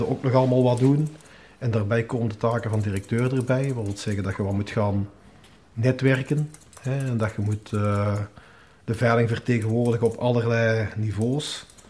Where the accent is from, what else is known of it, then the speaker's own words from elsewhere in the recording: Hoogstraten, Flanders, Belgium; ik ben ik geboren en getogen in Hoogstraten